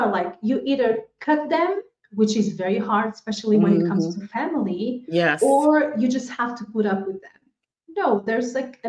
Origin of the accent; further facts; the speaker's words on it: Portugal; moved away as an adult; also born or lived in Angola; now in Spain; I was born in Angola in Africa, but I was raised in Portugal